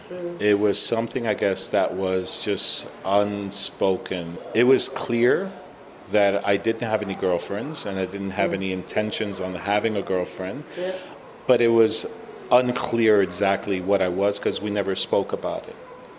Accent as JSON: {"language": "English", "country": "Puerto Rico", "said": "So now we come from Puerto Rico, this machismo kind of attitude that people had there."}